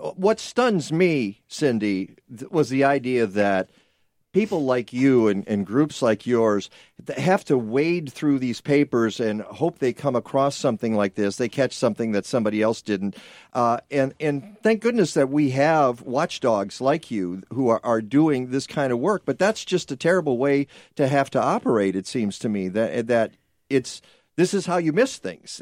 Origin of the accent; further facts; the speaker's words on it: Detroit, Michigan, United States; I grew up in Detroit